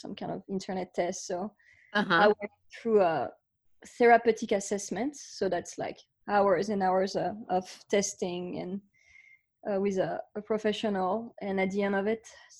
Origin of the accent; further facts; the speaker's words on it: France; now in Austin, United States; I grew up in France. So you can hear my accent